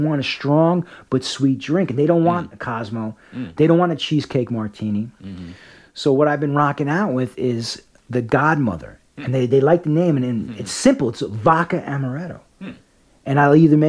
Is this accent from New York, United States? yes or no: yes; New York City, New York, United States; I was born in the Bronx